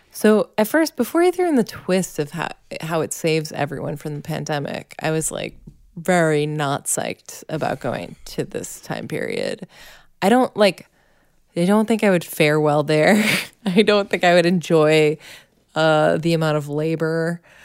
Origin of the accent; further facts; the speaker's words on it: Massachusetts, United States; growing up in Massachusetts